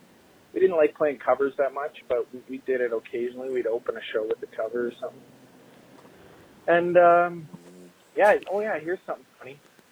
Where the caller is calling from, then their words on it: Saskatchewan, Canada; I'm listening from Saskatchewan. I like you guys' show. I don't know anyone else well who's listening from Saskatchewan.